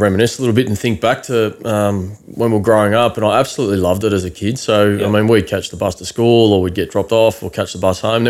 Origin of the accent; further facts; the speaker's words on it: Curlwaa, New South Wales, Australia; growing up in Curlwaa, I absolutely loved the space and the freedom that we had as kids. We grew up on a fruit block